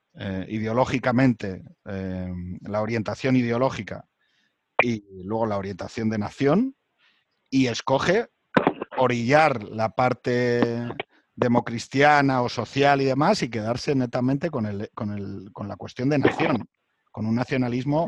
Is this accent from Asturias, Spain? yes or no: yes; Asturias, Spain; yo soy de Asturias